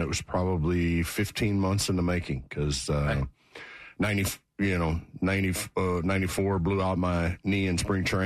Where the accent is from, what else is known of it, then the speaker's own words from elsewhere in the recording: Central Florida, United States; I grew up in Central Florida, grew up a Gator fan